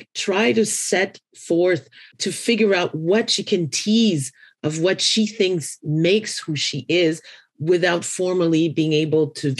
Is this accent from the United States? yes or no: no; Haiti; I come from Haiti